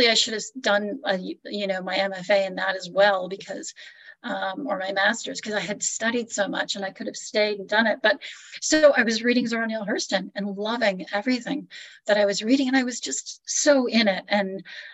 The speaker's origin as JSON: {"language": "English", "town": "Niagara Falls", "region": "Ontario", "country": "Canada", "tie": "born or raised there", "moved": "yes", "lives_now": "Orange, United States", "said": "I'm Canadian, and I would say it's interesting growing up in Canada"}